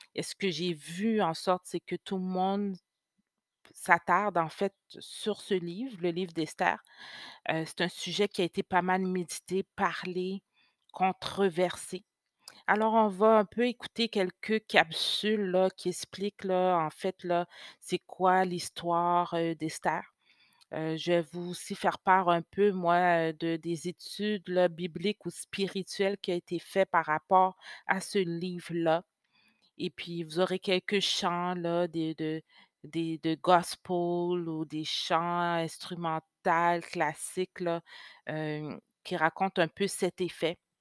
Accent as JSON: {"language": "French", "region": "Quebec", "country": "Canada", "tie": "born or raised there", "also_born_or_lived": "Haiti (ancestry)", "first_language": "French", "said": "Je suis née au Québec, mais d'origine haïtienne."}